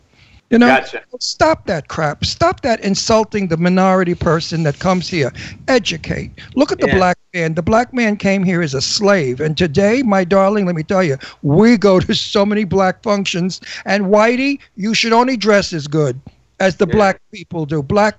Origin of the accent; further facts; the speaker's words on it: New York City, New York, United States; moved away; also born or lived in Palm Springs; I'm a New Yorker. We were raised to be diversified. I went to school with every nationality, every religion, every race.